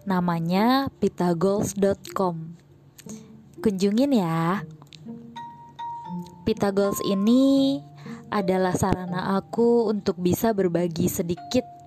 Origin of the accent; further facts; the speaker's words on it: Banyuwangi, East Java, Indonesia; accent: medok; now in Jakarta, Indonesia; By the way, aku ngomongnya medok ya, karena aku memang asli Jawa, tepatnya arek asli Banyuwangi. Domisili aku sekarang di Jakarta dari akhir tahun 2012. Aku lahir tahun 92